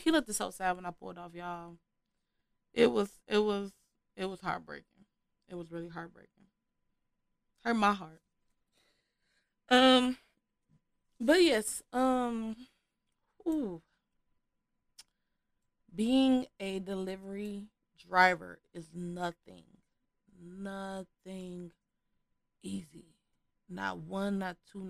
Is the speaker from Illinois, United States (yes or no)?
yes; Chicago, Illinois, United States; I am from Chicago.